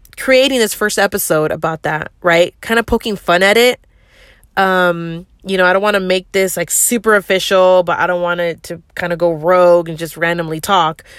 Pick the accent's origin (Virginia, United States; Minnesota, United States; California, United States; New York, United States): California, United States; the Bay Area; I'm from the Bay, and that's how we talk out here